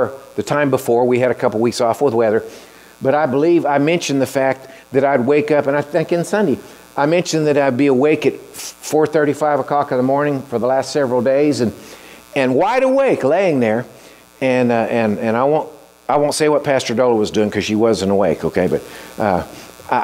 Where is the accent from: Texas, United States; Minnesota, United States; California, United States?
Texas, United States; Growing up in Texas